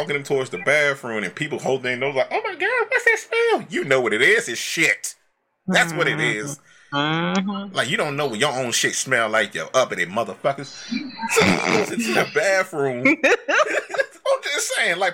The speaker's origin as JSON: {"language": "English", "region": "Alabama", "country": "United States", "said": "I'm from Bama"}